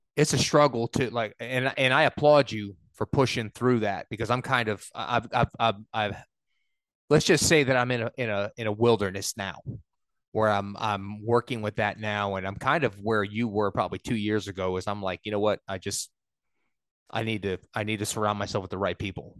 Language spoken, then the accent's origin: English; New York, United States; i was raised in New York